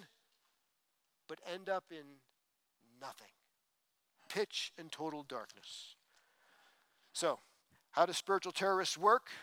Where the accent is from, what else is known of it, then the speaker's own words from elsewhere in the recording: East Coast, United States; moved away; I grew up on the East Coast